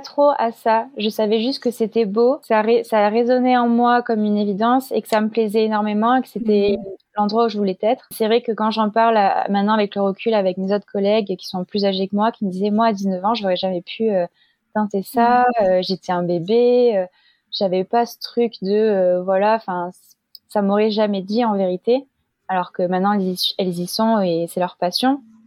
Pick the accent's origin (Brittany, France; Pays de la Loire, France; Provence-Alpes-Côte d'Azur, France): Provence-Alpes-Côte d'Azur, France; Marseille; moved away as an adult; also born or lived in Nice; now in Paris, France; ma ville natale, à Marseille